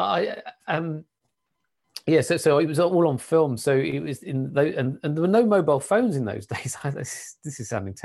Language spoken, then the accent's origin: English; Kent, South East England, United Kingdom; moved away as an adult; also born or lived in Sittingbourne / Coventry; I was born and brought up in Kent